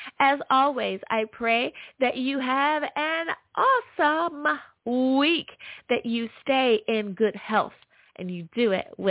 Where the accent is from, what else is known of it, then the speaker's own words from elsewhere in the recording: United States; coming in the number one spot is my home country. Woo! The good old U.S. of A.